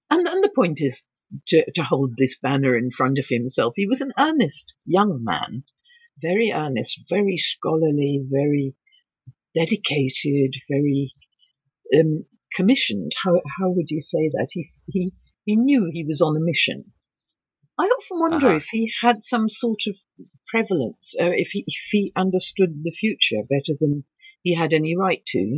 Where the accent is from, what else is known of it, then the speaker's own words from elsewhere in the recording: England, United Kingdom; Um, I'm allowed to say this because I'm English.